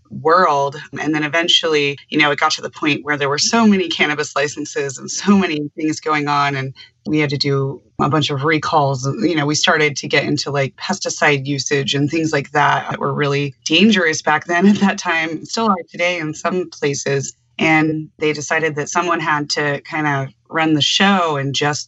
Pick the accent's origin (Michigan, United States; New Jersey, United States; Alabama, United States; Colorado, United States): Colorado, United States; I grew up in Colorado. I'm a Colorado native.